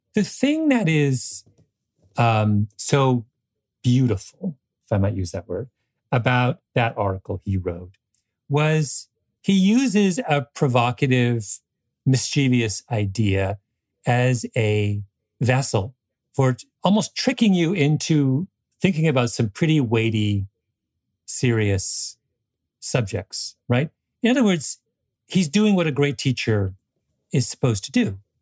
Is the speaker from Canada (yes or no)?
yes; Canada; my impression as a Canadian